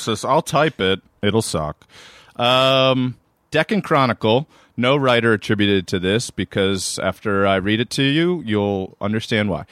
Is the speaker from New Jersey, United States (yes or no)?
no; Maryland, United States; I'm from Maryland